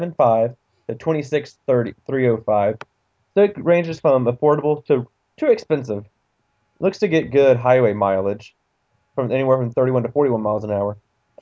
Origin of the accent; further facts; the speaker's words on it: Canada; And I said car really weird, like I'm Canadian right there.